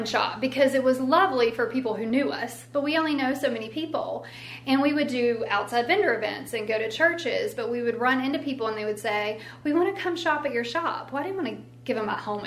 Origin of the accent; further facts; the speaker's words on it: Elkton, United States; I'm from Elkton